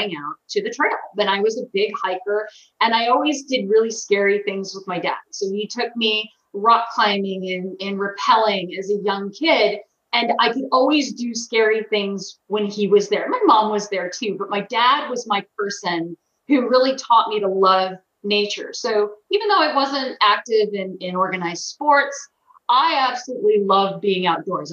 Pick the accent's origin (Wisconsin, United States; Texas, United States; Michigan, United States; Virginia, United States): Virginia, United States; Centreville; I grew up in Northern Virginia, in a suburb of a Washington, D.C. suburb, Centerville, Virginia